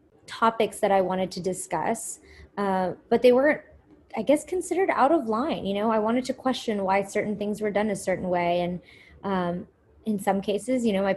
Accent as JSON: {"language": "English", "country": "United States", "said": "growing up as Indian Americans."}